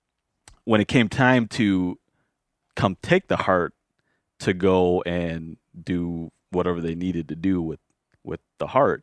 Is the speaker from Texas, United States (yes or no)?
no; Minnesota, United States; So if and I grew up in the Twin Cities when we have our, cultural rituals, you typically go and you butcher a pig or a cow